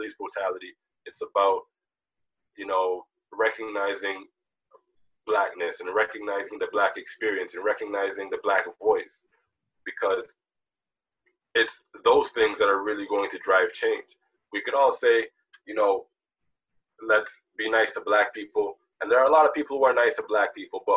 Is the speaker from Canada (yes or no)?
yes; Toronto, Ontario, Canada; also born or lived in Jamaica; I was born in Jamaica, but I came to Toronto when I was 2 years old.